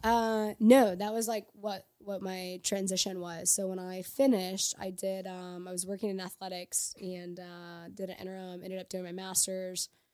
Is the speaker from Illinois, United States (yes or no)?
yes; Edwardsville, Illinois, United States; now in St. Louis, United States; I'm from Edwards, Illinois, just across the river from Saint Louis, so not far